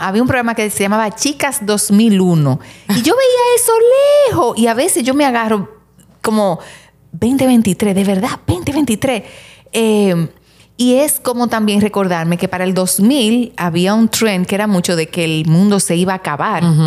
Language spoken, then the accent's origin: Spanish; Santiago de los Caballeros, Santiago, Dominican Republic; Nosotros somos de Santiago